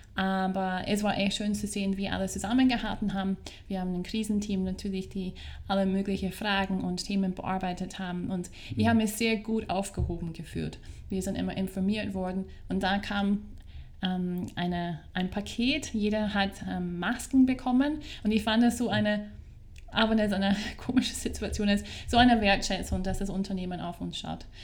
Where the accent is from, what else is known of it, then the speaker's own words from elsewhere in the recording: Scotland, United Kingdom; first language English; German is a second language; moved away as an adult; also born or lived in Vienna, Austria; now in Salzburg, Austria; Wie man hört, komme ich aus einem englischsprachigen Land. Ich komme aus Schottland bin aber mittlerweile fast 18 Jahre hier in Österreich zu Hause